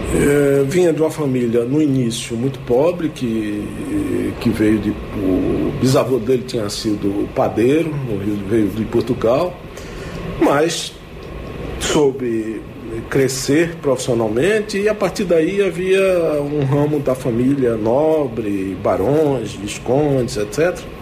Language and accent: Portuguese; Pernambuco, Brazil; moved away; na minha terra, eu sou pernambucano